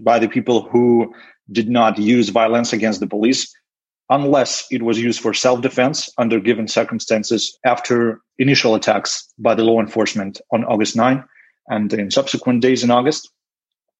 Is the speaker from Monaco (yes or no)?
no; Belarus; I was born in Belarus in 1989, and Lukashenko became the president when I was yet in the kindergarten.